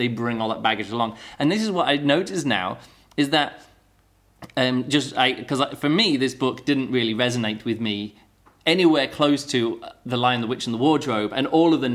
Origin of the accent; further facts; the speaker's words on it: United Kingdom; I'm British and not American